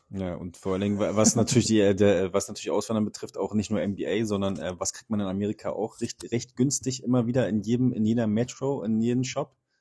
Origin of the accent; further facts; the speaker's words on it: Berlin, Germany; als Berliner